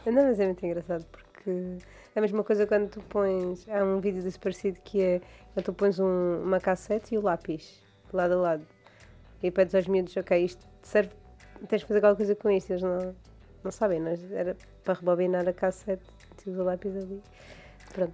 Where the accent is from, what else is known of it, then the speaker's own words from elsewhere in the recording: Madeira, Portugal; now in Mainland Portugal; eu não sou do Funchal, eu sou de campo